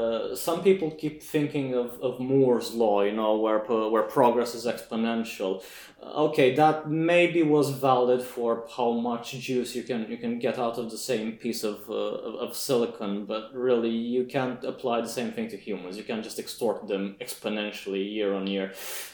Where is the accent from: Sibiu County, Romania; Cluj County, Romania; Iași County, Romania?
Iași County, Romania; Iași; they opened an office in Iași. So I figured, yeah, okay, that's nice.